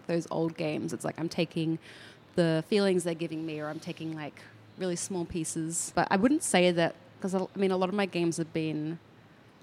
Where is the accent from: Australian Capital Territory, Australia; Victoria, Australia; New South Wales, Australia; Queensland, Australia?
Queensland, Australia; Southeast; moved away; I grew up in Southeast Queensland